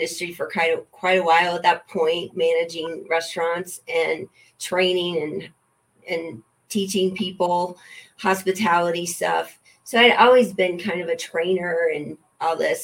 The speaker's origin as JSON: {"language": "English", "region": "Louisiana", "country": "United States", "tie": "born or raised there", "moved": "yes", "lives_now": "Colorado, United States", "said": "I grew up in Louisiana"}